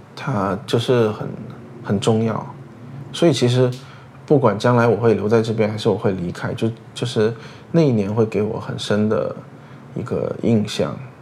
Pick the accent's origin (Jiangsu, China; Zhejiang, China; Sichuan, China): Sichuan, China; Chengdu; moved away as an adult; now in Singapore; 大部分的时间我在高中毕业之前我都是在成都，所以其实我就是一个没有在成都出生的，不到一岁就到成都的成都人